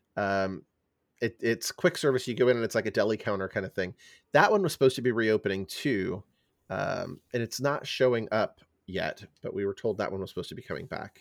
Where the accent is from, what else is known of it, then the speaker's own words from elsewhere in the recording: San Francisco Bay Area, California, United States; as a kid growing up in California, in the San Francisco Bay Area